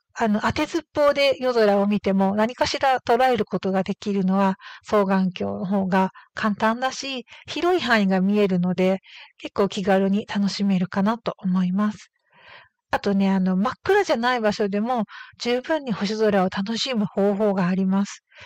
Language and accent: Japanese; Hokkaido, Japan; 私のふるさとの北海道